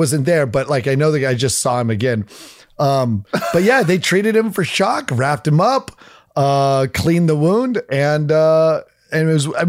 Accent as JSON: {"language": "English", "town": "Fort Collins", "region": "Colorado", "country": "United States", "tie": "born there", "also_born_or_lived": "Oregon", "said": "No, Fort Collins. I was born in Fort Collins. I love having that connection, but you know, whenever people are like, sweet, I was like, well, we moved when I was two."}